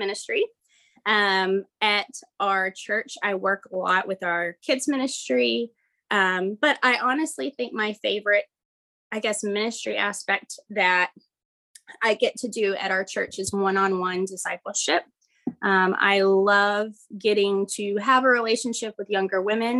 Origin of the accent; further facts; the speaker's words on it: Southeast Texas, United States; also born or lived in Dallas; God led us back to my hometown.